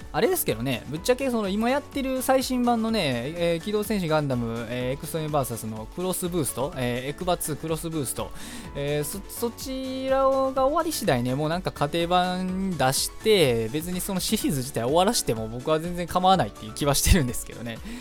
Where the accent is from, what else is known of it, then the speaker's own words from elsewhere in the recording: Osaka, Japan; moved away; 僕の地元、まあ、もともと僕地元大阪なんですけど